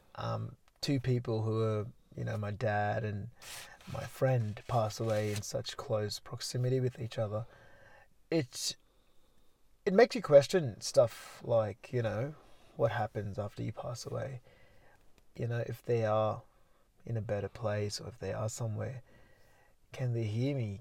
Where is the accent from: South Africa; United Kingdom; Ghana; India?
India; Mumbai, Maharashtra; moved away; I was from Mumbai, which is a very busy city